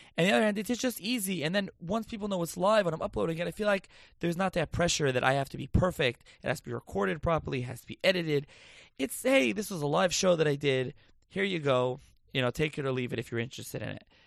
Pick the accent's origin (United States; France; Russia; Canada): United States; Lakewood, New Jersey; also born or lived in Passaic, New Jersey / Philadelphia / Israel; now in Toms River, United States; I'm actually from Lakewood originally.